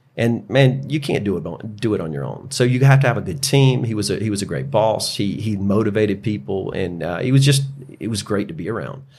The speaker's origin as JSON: {"language": "English", "town": "Greenville", "region": "South Carolina", "country": "United States", "tie": "born or raised there", "said": "born and raised in Greenville"}